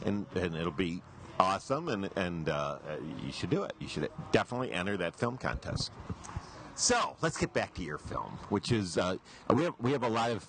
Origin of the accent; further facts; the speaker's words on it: Michigan, United States; I'm from Michigan